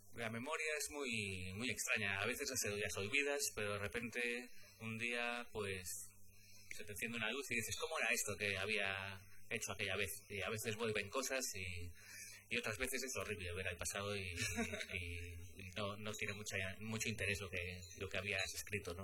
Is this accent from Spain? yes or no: yes; Galicia, Spain; como gallego